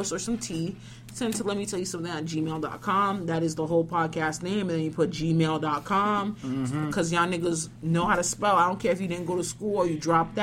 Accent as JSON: {"language": "English", "country": "Haiti", "said": "I'm Haitian"}